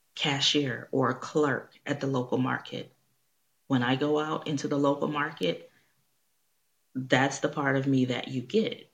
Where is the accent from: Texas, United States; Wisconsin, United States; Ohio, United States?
Texas, United States; Houston; I'm from Houston